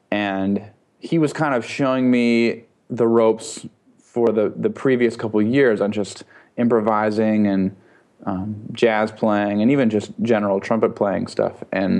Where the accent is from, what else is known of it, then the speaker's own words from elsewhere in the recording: Minneapolis, Minnesota, United States; now in New York, United States; I'm from Minneapolis